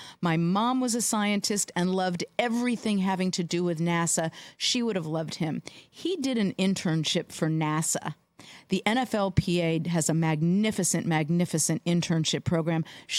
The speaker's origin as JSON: {"language": "English", "town": "Los Angeles", "region": "California", "country": "United States", "tie": "born or raised there", "said": "I grew up in Los Angeles, and that left a mark on a lot of people."}